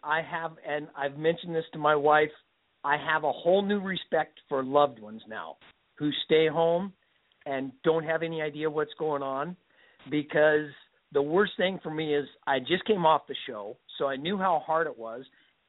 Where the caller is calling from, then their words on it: Washington, United States; I'm calling from Washington State.